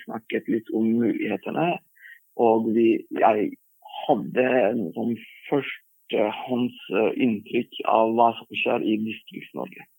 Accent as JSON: {"language": "Norwegian", "country": "Turkey", "second_language": "Norwegian", "moved": "as an adult", "lives_now": "Norway", "said": "Jeg kom fra Tyrkia"}